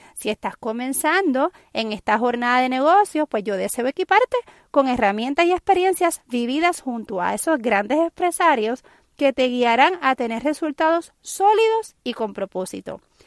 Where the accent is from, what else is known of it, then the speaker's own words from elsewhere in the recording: San Juan, Puerto Rico; soy puertorriqueña, nacida en la capital de San Juan, Puerto Rico